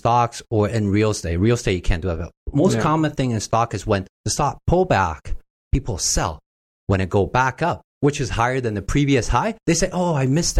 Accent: Vancouver, British Columbia, Canada; now in Toronto, Canada; I came from Vancouver, right?

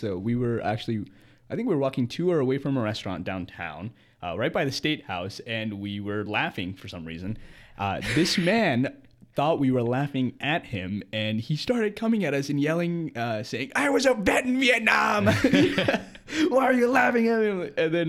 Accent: Columbia, South Carolina, United States; I am from Columbia, South Carolina. I spent most of my life here

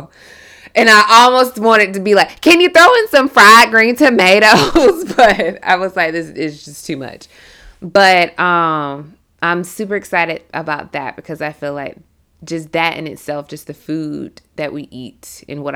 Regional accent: South Georgia, United States; I'm the only person that's originally from Georgia because we have so many transplants. And then being a woman who was raised in the South is so significant.

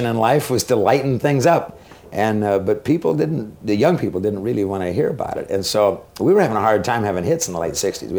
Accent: Boise, Idaho, United States; And this is in my hometown in Idaho. And it was in Boise, Idaho

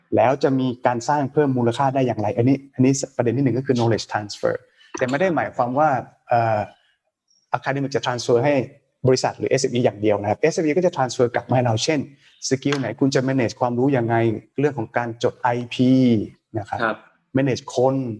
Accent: Nakhon Ratchasima, Thailand; moved away; ผมเป็นคนคนต่างจังหวัดครับ เด็กบ้านนอกครับ จากนครราชสีมา

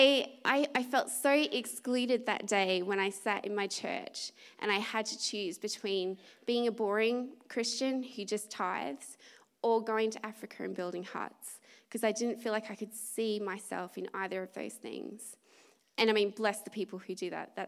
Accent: Australia; I'm Australian

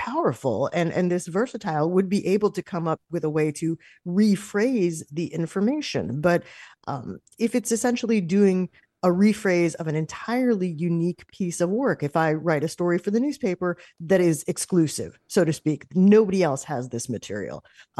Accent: New York, United States; a radio station that I used to listen to a lot growing up in New York.

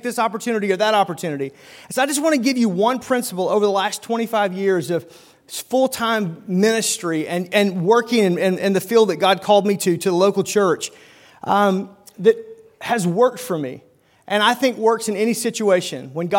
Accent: Oklahoma, United States; now in Milwaukee, United States; where the railroad ends, that's my hometown right there, Oklahoma-Arkansas border. But about 18 years ago, my wife and I left Oklahoma to come and basically kind of plant a church there in the Milwaukee suburbs

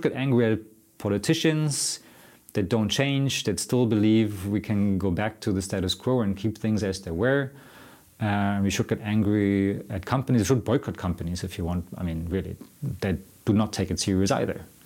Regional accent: Germany; now in Sweden; I'm from Germany

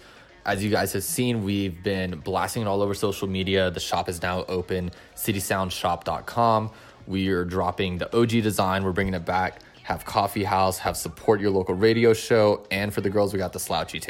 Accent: Las Vegas, Nevada, United States; It's going to be my first festival in my hometown

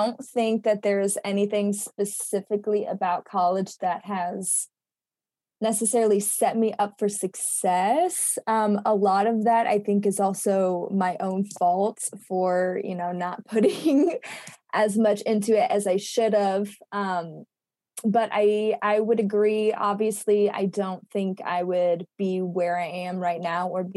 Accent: Carbondale, Illinois, United States; I have stayed pretty close to my hometown, which is Carbondale, Illinois

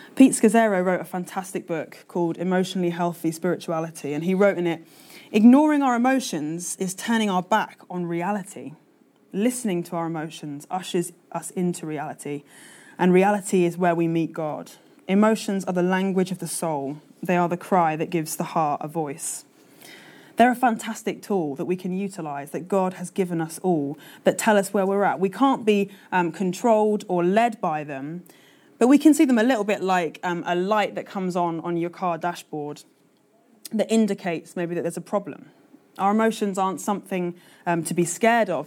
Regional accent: London, United Kingdom; now in Manchester, United Kingdom; I'm a Londoner through and through.

